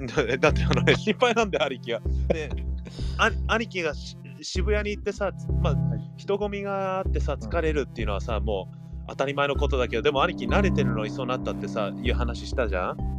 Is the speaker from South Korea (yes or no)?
no; Gardena / Torrance, California, United States; moved away; 僕たちなんてガーディナ、うん、ガーディナトランス生まれ育ちなのにさ